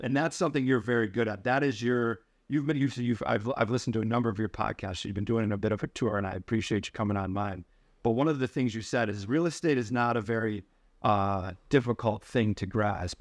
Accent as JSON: {"language": "English", "region": "upstate New York", "country": "United States", "tie": "born or raised there", "moved": "as an adult", "lives_now": "New York City, United States", "said": "I grew up in upstate New York"}